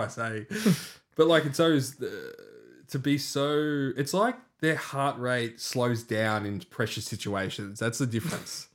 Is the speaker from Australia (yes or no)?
yes; Australia; as an Aussie